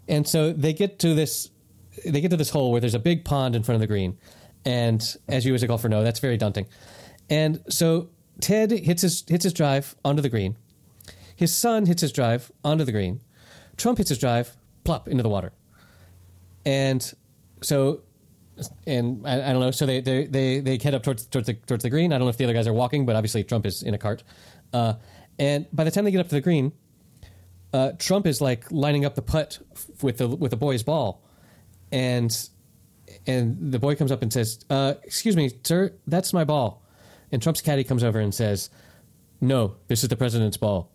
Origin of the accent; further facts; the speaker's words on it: North Carolina, United States; moved away as an adult; now in Spain; Growing up in North Carolina